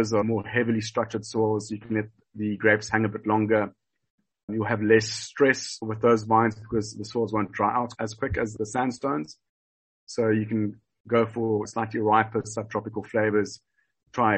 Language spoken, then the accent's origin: English; Elgin Valley, Western Cape, South Africa; also born or lived in Scotland; We have been in the Elgin Valley all our lives, born and bred